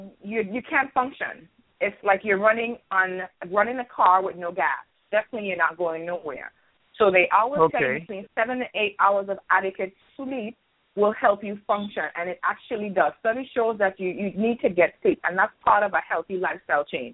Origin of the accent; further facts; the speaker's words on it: U.S. Virgin Islands; being actually born and raised in St. Thomas by two Antiguan parents